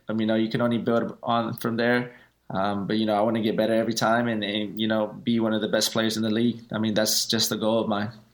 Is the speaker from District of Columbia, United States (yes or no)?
no; Houston, Texas, United States; playing for my hometown city